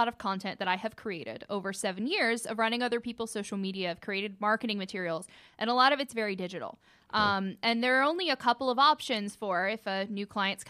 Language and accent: English; Cartersville, Georgia, United States; I'm originally from Cartersville.